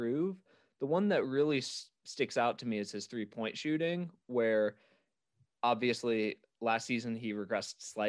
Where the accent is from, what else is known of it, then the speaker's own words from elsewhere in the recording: Memphis, Tennessee, United States; I'm from Memphis, so I follow the Grizzlies a lot